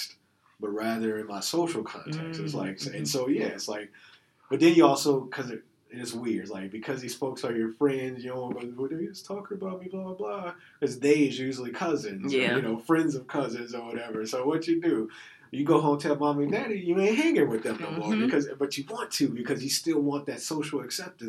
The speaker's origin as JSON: {"language": "English", "town": "Chicago", "region": "Illinois", "country": "United States", "tie": "born or raised there", "moved": "yes", "said": "as a child growing up in Chicago"}